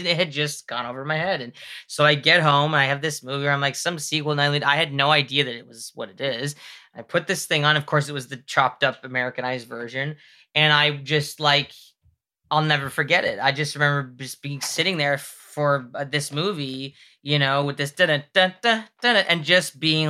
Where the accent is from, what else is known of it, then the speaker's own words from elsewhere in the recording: Mississauga, Ontario, Canada; There was a Jumbo Video near me where I grew up in Mississauga